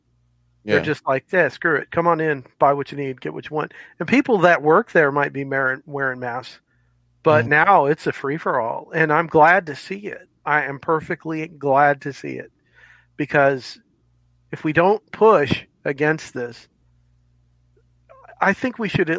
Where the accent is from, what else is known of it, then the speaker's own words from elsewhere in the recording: Florida, United States; now in Tennessee, United States; Well, I live in Tennessee, and I can tell you, I'm from Florida. And I did 12 years in the military and ended up in Tennessee.